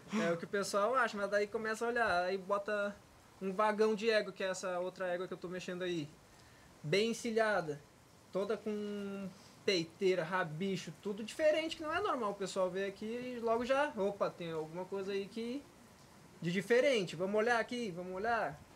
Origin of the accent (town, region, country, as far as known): Rio Grande do Sul, Brazil; moved away